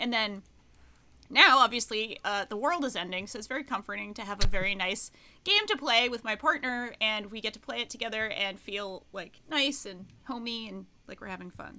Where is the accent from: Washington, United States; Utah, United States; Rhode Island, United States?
Rhode Island, United States; Pawtucket; my hometown, Pawtucket, Rhode Island